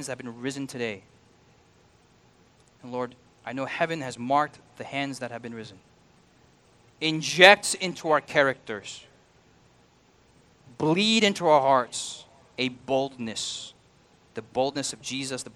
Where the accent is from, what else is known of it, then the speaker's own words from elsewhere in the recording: United States; I'm an American.